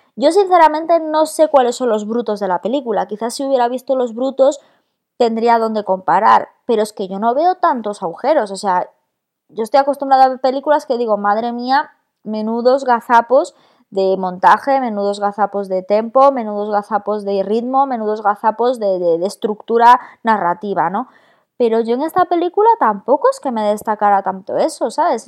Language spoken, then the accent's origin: Spanish; Galicia, Spain; moved away; somos cuatro gallegos